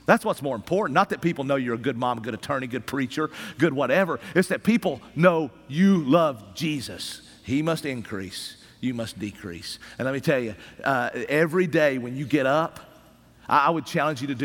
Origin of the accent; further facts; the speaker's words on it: Appalachian Mountains of East Tennessee, United States; I come from the Appalachian Mountains of East Tennessee